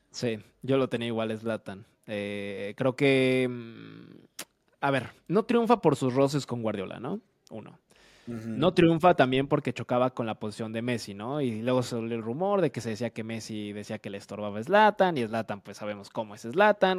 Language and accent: Spanish; Mexico